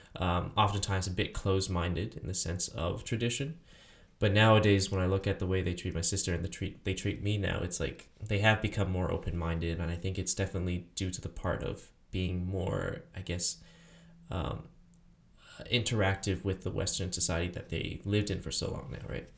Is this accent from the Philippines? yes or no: no; Taiwan; moved away; I'm from Taiwan